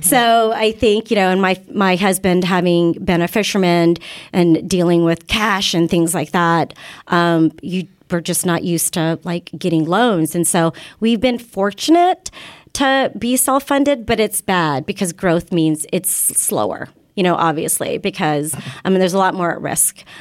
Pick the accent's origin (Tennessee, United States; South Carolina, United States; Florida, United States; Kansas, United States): Kansas, United States; moved away; I grew up in Kansas, and we were practically the only Asian family, you know, at my school